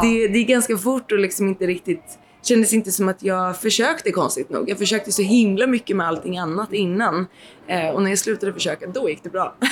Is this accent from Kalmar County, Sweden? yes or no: yes; Nybro, Kalmar County, Sweden; moved away; also born or lived in Stockholm / Blekinge / Boden / Haparanda; Jag är uppvuxen i Nybro utanför Småland